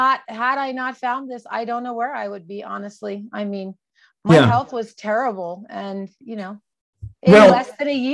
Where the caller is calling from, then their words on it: Pueblo, Colorado, United States; From Pueblo, Colorado.